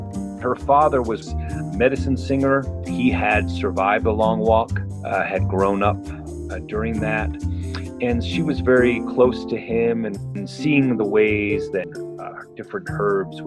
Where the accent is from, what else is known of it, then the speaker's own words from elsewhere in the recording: Ganado, Arizona, United States; I grew up on Ganado Mission campus when I was a child.